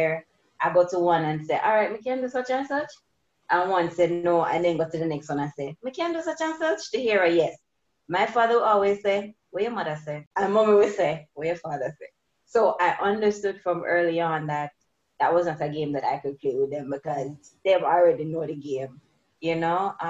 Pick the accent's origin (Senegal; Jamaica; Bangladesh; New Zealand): Jamaica; growing up in Jamaica